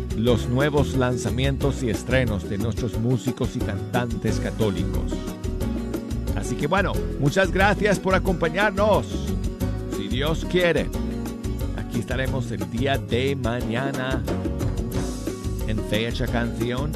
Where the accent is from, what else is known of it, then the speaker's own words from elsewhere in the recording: United States; Spanish is a second language; yo soy gringo, si es que no lo supieran ustedes, soy gringo, aprendí el español de joven